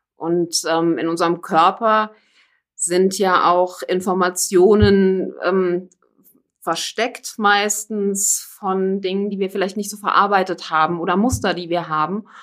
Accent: Koblenz, Rhineland-Palatinate, Germany; ich komme hier aus dem Raum Koblenz. Aus Koblenz auch nie wirklich dann weggekommen.

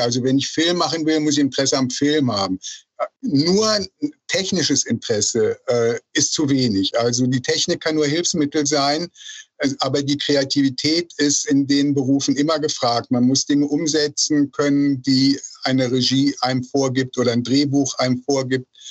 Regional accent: Rhineland, Germany; moved away as an adult; also born or lived in Berlin; ich komme aus dem Rheinland und wollte im Rheinland bleiben

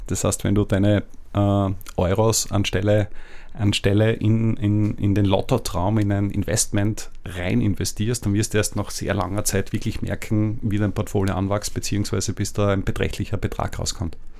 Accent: Austria; als Österreicher

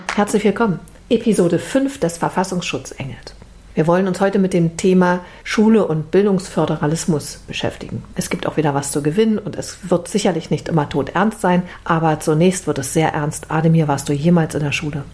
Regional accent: East Germany, Germany; Russisch war bei uns in der DDR auch tatsächlich so ein sehr dominantes Fach

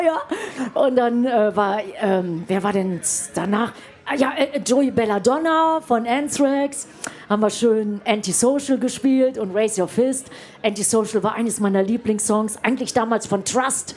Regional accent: Düsseldorf, North Rhine-Westphalia, Germany; moved away; wir kommen ja beide aus Düsseldorf

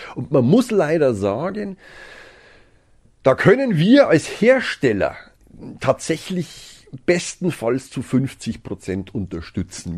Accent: Germany; bei uns in Deutschland

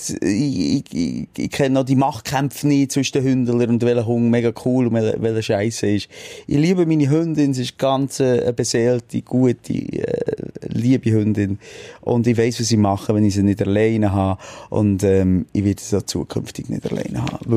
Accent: Bern, Switzerland; Ein Meeting, gewesen, wo wir als Berner auf Zürich fahren

